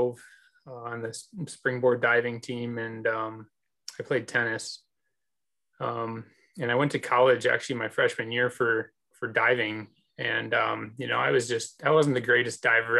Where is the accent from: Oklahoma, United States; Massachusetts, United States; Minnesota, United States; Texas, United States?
Minnesota, United States; moved away; I'm from Minnesota originally